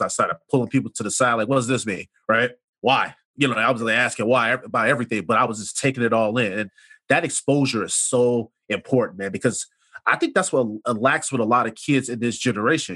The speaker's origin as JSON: {"language": "English", "town": "Chicago", "region": "Illinois", "country": "United States", "tie": "born or raised there", "said": "we're growing up on the South Side"}